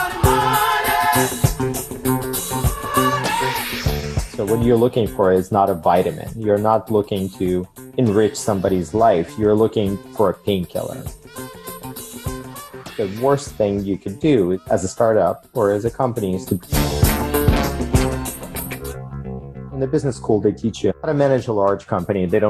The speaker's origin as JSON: {"language": "English", "country": "Ukraine", "tie": "born or raised there", "moved": "as an adult", "lives_now": "United States", "said": "I immigrated from Ukraine when I was 18, came to the United States with an electrical engineering degree"}